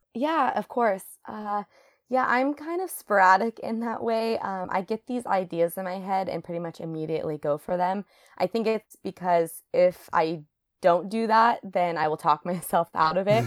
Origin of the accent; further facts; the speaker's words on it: Reno, Nevada, United States; moved away as an adult; also born or lived in Hawaii; now in Seattle, United States; I grew up in Reno, Nevada, so right next to Lake Tahoe.